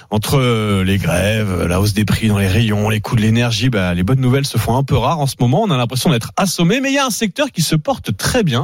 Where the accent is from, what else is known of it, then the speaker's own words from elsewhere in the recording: Paris, Île-de-France, France; Et je suis parisien.